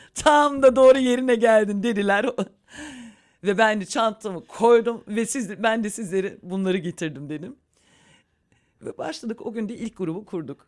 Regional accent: Berlin, Germany

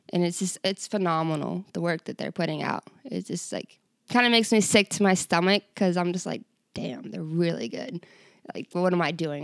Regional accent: Virginia, United States; moved away as an adult; now in Ketchikan, United States; I am from Virginia

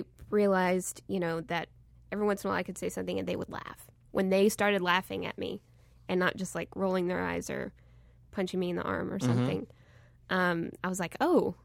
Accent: Texas, United States; I'm from Texas.

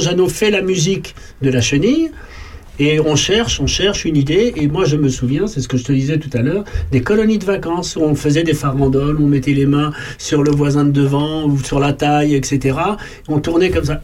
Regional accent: Paris, Île-de-France, France; Moi, je suis né à Paris.

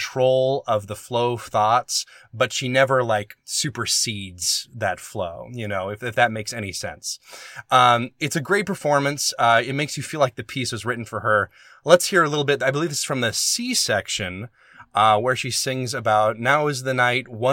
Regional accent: the South, United States; moved away; I'm from the South, too

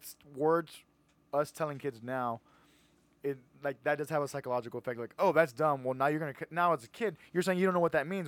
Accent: Edinburg, Texas, United States; I'm from Edinburgh, so I went to Edinburgh High School

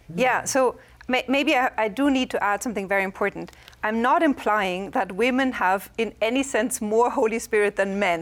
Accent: Germany; English is a second language; moved away; I'm from Germany

